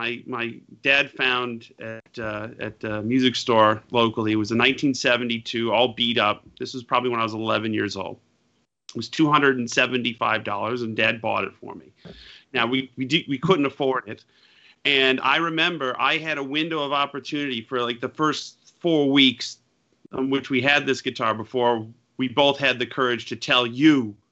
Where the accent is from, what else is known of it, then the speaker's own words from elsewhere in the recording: Utica, New York, United States; moved away; I'm proud to be from where I grew up, Yorkville or Utica, the Central New York area